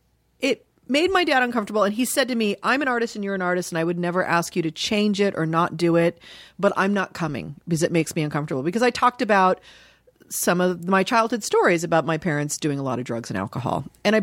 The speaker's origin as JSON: {"language": "English", "town": "Dayton", "region": "Ohio", "country": "United States", "tie": "born there", "said": "I was born in Dayton, Ohio."}